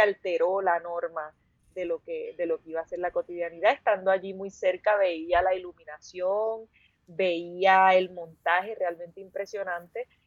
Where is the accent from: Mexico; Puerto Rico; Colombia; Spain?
Puerto Rico; also born or lived in Los Angeles; somos de Puerto Rico